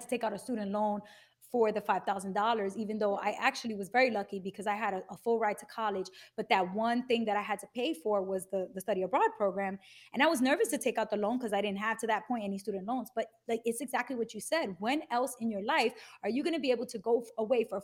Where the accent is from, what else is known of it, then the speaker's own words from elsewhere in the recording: New York City, New York, United States; moved away as an adult; now in New Jersey, United States; I'm from Bushwick, and now I'm in Jersey